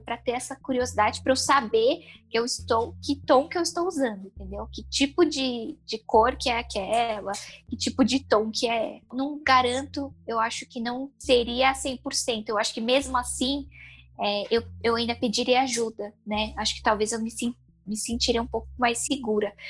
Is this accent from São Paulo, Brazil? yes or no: yes; São Paulo, Brazil; eu sou de São Paulo